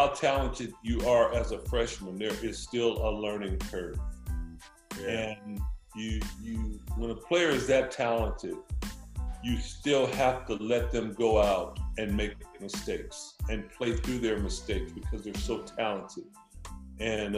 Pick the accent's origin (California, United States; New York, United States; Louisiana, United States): California, United States; Compton; also born or lived in Washington; I grew up in Compton, California